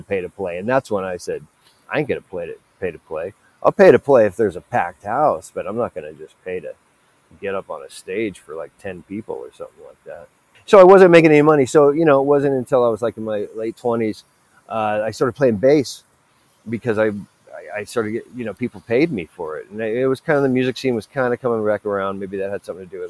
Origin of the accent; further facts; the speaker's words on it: Los Angeles, California, United States; I'm from Sylmar, California, which is in Los Angeles. It's in the Valley